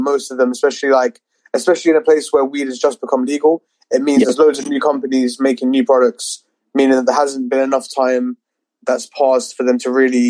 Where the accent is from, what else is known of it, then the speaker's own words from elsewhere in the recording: California, United States; now in London, United Kingdom; Since I came out from California, I haven't smoked a lot.